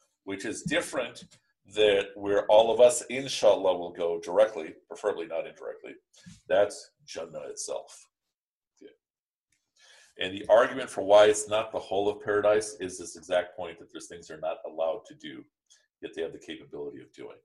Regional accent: Pakistan; I'm Pakistani

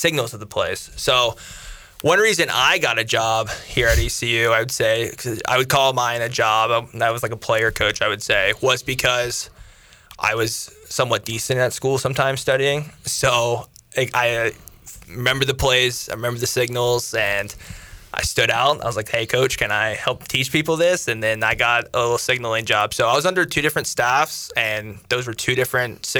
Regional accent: North Carolina, United States; also born or lived in Athens, Ohio; I was born in Ohio. I grew up in North Carolina

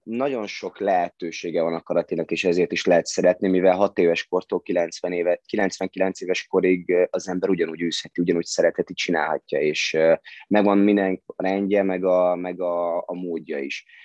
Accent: Hungary; ide születtem

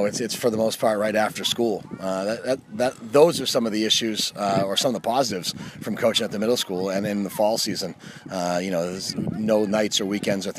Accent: Gorham, Maine, United States; I grew up in Gorham

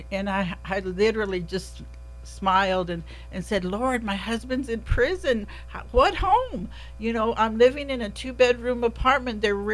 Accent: Kerrville, Texas, United States; also born or lived in San Antonio; I was raised here in Kerrville

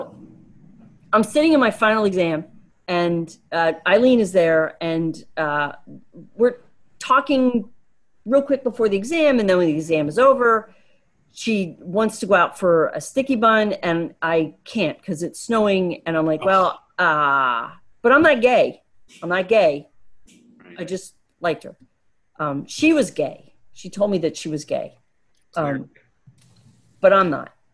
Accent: the Poconos, Pennsylvania, United States; I grew up in the Poconos

